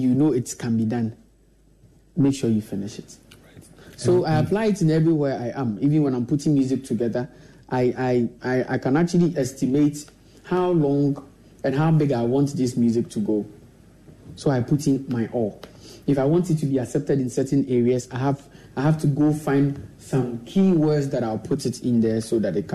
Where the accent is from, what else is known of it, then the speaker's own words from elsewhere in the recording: Accra, Greater Accra, Ghana; I was a young boy who was being nurtured in Fadama, and it's not easy in Fadama